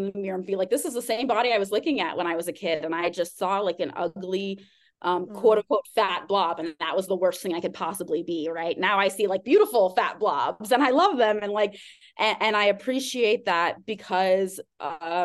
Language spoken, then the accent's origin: English; Austin, Texas, United States; also born or lived in Arkansas / Harlem, New York / Los Angeles; now in New York, United States; I grew up in Austin, Texas.